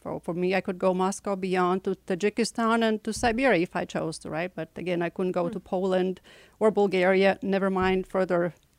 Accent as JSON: {"language": "English", "country": "Latvia", "tie": "born or raised there", "moved": "yes", "lives_now": "Houston, United States", "said": "I was born and raised in the Soviet Republic, one of the 17 Soviet republics within the Soviet Union, Latvia."}